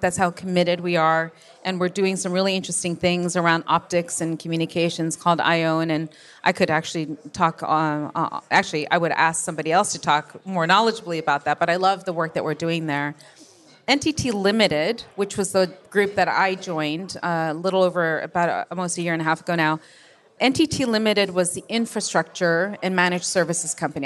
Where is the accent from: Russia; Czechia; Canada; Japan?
Japan; moved away; born and raised in Japan